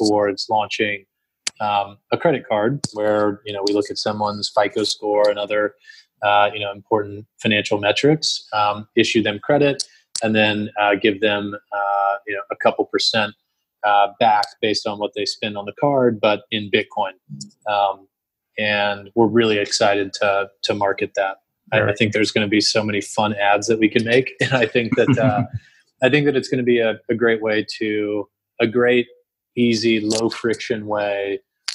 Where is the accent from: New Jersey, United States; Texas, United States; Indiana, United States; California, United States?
Texas, United States; moved away; I mean, I grew up in Texas, and I still have a passion for Texas country music.